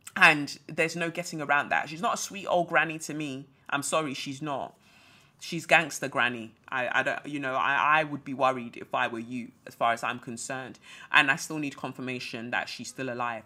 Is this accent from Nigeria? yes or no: yes; Nigeria; moved away; also born or lived in United Kingdom; I'm a Nigerian